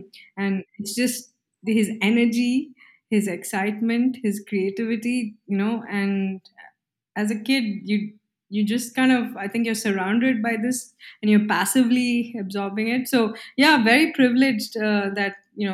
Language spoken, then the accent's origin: English; Mysore, Karnataka, India; I grew up in Mysore, India